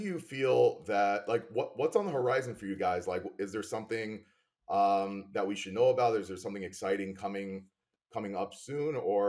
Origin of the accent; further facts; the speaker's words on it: New York, United States; I'm from New York.